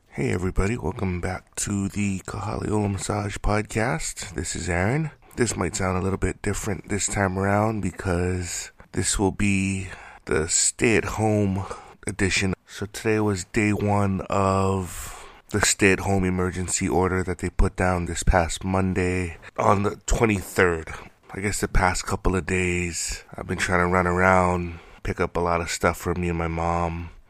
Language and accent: English; United States